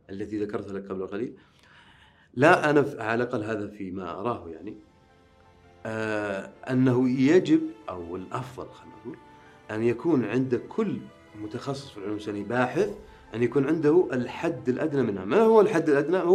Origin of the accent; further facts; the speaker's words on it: Riyadh, Riyadh Province, Saudi Arabia; أما بالنسبة لي فأنا مولود بالرياض ولا أبالغ إذا قلت أنني لا أرى تميزا في حياتي عن غيري يعني أنا ولدت وعشت مثلي مثل أي آه، يعني أي آه، شاب مثلا سعودي